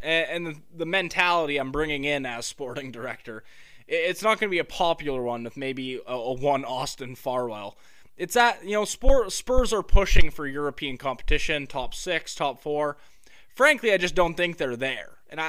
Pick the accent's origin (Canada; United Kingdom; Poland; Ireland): United Kingdom; London; I'm from London, you'd think I would know, you know, what neighborhood Tottenham's in.